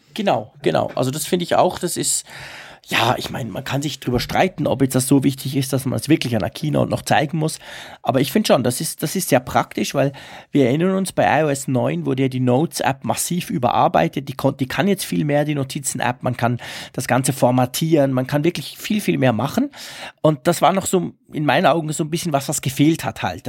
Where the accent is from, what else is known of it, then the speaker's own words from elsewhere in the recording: Switzerland; als Schweizer